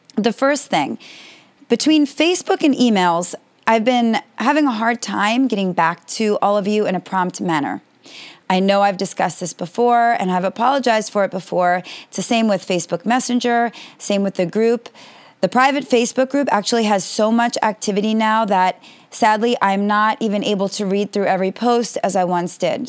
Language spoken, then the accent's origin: English; United States; I am American and based in America